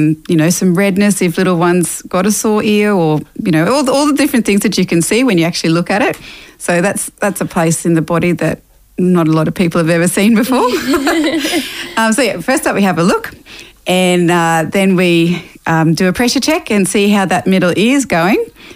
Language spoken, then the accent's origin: English; Toowoomba, Queensland, Australia; also born or lived in Mackay, Queensland; now in Brisbane, Australia; I was born up in Yui country in Mackay and went to school down in Toowoomba and then moved to Brisbane after that. So I've been in Brizzy now for the last over 20 years.